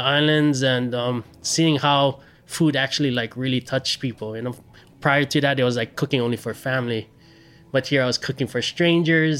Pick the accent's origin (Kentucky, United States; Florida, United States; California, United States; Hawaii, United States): Hawaii, United States; Hilo; also born or lived in Maui; I grew up in this small little town on the east side called Hilo.